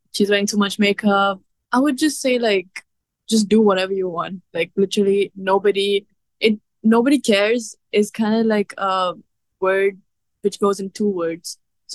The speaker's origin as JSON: {"language": "English", "country": "India", "accent": "Indian", "said": "Yeah, I've gotten like a lot of criticism of my accent, and like till date I do feel insecure about it, like about how I speak, my Indian comes out, you know."}